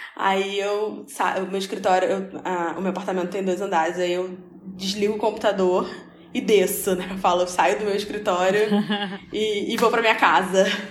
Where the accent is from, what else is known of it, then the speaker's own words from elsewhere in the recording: Rio de Janeiro, Brazil; Sou carioca